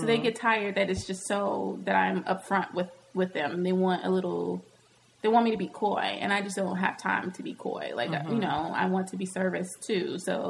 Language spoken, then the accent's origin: English; the South, United States; accent: Southern; Hmm. That sounded real southern. My accent came out right there.